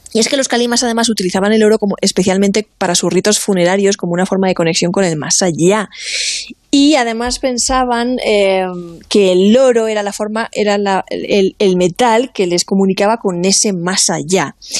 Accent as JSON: {"language": "Spanish", "town": "Alicante", "region": "Valencian Community", "country": "Spain", "moved": "yes", "said": "unas fotos de Alicante, de mi tierra"}